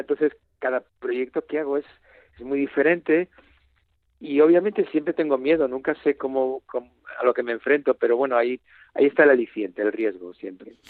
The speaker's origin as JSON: {"language": "Spanish", "town": "Bilbao", "region": "Basque Country", "country": "Spain", "said": "soy de Bilbao"}